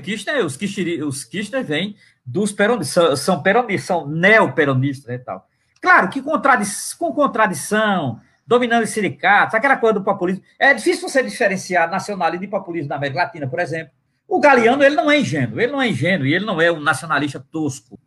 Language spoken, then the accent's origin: Portuguese; Brazil; nós brasileiros